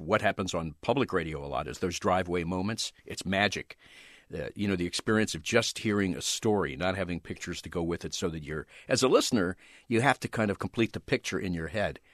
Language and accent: English; outside Philadelphia, Pennsylvania, United States; moved away; also born or lived in Los Angeles; I grew up right outside Philadelphia